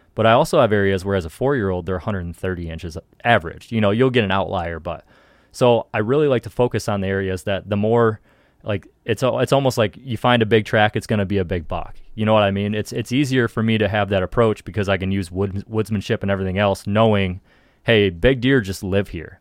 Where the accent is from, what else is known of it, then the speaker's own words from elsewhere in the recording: Ohio, United States; in Ohio, at least, like, in my home state